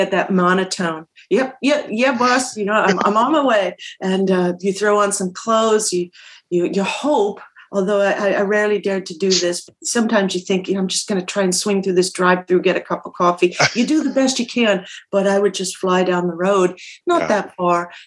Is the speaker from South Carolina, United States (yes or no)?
no; Minnesota, United States; accent: Minnesota; my Minnesota accent